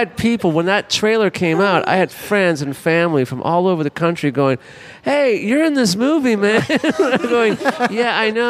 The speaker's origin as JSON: {"language": "English", "town": "Los Angeles", "region": "California", "country": "United States", "also_born_or_lived": "West Hollywood", "said": "I'm from Hollywood. I'm from Hollywood"}